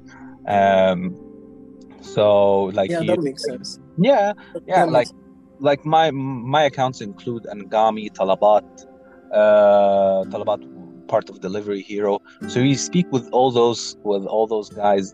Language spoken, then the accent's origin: English; Egypt; I'm from Egypt